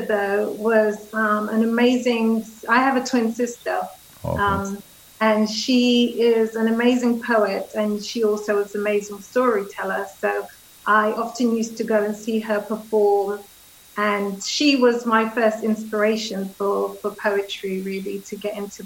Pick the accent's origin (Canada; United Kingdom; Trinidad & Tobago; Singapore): United Kingdom; England; moved away as an adult; now in Dominica; We left Dominica when I was 8. So most of my education, my growing up, etc., was done in England.